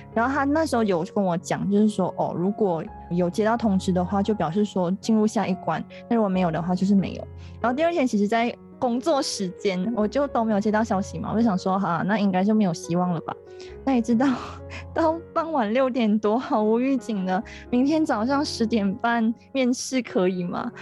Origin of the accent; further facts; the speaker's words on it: Penang, Malaysia; 虽然我家乡是在冰城，但我家乡是在大三角那一带， 所以我比较少去冰岛